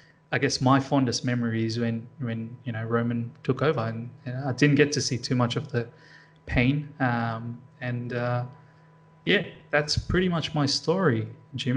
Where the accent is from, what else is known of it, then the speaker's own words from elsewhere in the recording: Sydney, New South Wales, Australia; I want to support probably Sydney FC, because that's my hometown